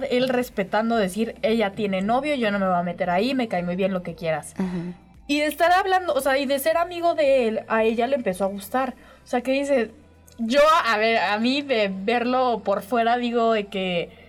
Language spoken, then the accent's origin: Spanish; San Luis Potosí, Mexico; now in Aguascalientes, Mexico; Yo soy chica foránea de San Luis, ¿eh?